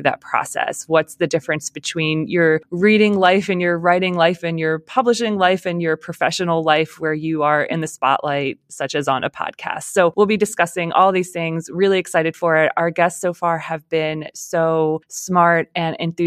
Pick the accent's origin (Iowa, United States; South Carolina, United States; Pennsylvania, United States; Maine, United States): Pennsylvania, United States; Lancaster; moved away; I am actually from Lancaster, Pennsylvania. So Hershey was basically in my backyard when I was growing up